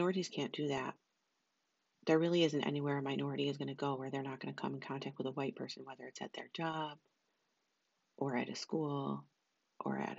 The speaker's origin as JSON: {"language": "English", "country": "United States", "tie": "born or raised there", "said": "I'm American. I was born here"}